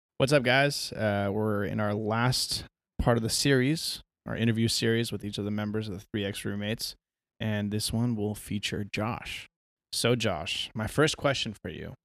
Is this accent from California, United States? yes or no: yes; San Diego, California, United States; growing up in San Diego